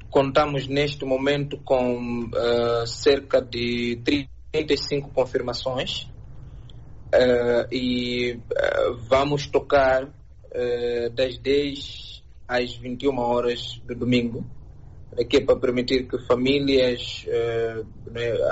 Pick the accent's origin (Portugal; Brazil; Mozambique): Mozambique; sendo moçambicano